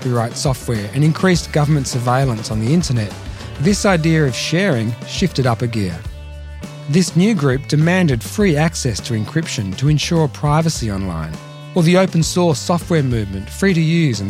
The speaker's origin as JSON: {"language": "English", "town": "Melbourne", "region": "Victoria", "country": "Australia", "tie": "born or raised there", "said": "from my hometown of Melbourne, Australia"}